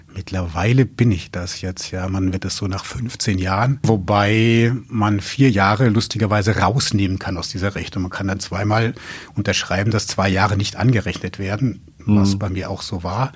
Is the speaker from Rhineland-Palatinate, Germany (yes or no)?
no; Coburg, Bavaria, Germany; moved away as an adult; now in Braunschweig, Germany; Ich komme ja aus Coburg, aus Franken gebürtig